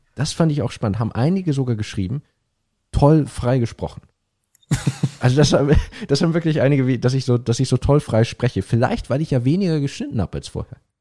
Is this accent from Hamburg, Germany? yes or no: yes; Hamburg, Germany; moved away as an adult; also born or lived in Cambridge; ich bin in Hamburg geboren, aufgewachsen, habe dann vier Jahre lang in Hamburg